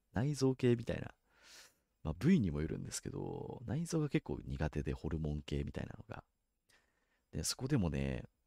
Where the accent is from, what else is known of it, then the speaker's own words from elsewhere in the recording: Kanto, Japan; 関東の人間